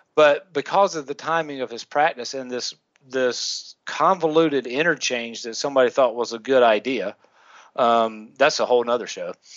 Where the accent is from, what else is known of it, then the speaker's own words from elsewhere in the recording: the South, United States; we we grew up in the South, so we had Winn Dixie.